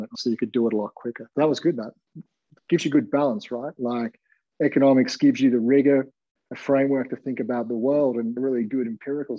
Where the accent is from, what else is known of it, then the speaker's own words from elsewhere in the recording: Gold Coast, Queensland, Australia; I grew up on the Gold Coast